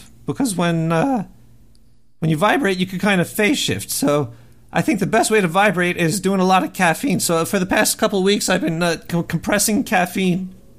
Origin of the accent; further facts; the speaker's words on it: Brooklyn, New York, United States; Whoa, I'm from Brooklyn, New York.